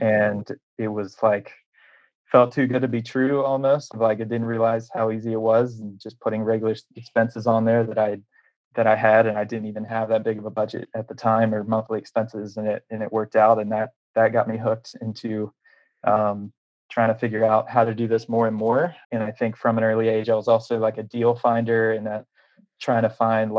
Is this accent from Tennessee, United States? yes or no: yes; Nashville, Tennessee, United States; I'm from Nashville, Tennessee